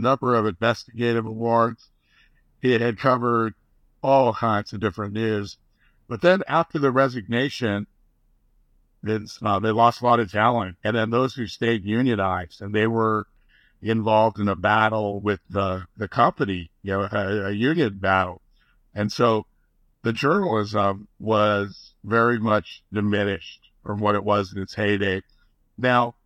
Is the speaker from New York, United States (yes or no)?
no; Goleta, California, United States; I grew up in Goleta, right next to Isla Vista.